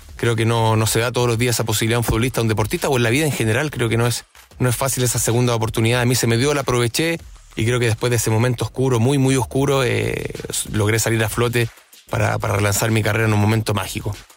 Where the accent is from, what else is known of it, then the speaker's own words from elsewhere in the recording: Chile; como chilenos